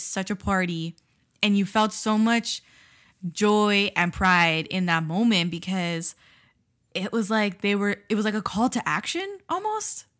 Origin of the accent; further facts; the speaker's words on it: South Florida, United States; first language Spanish; English is a second language; I grew up in South Florida.